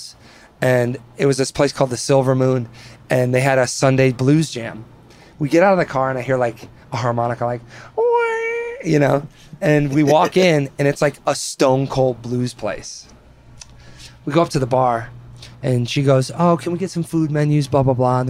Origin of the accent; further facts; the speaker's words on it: Spring Prairie, Wisconsin, United States; also born or lived in East Troy, Wisconsin; growing up in Wisconsin